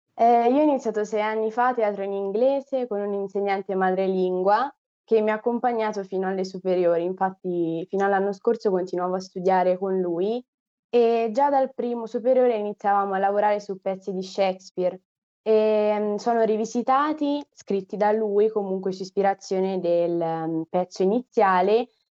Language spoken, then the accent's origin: Italian; Assisi, Umbria, Italy; also born or lived in Rome; Sono nata a Roma, però poi mi sono trasferita all'età di otto anni ad Assisi, in Umbria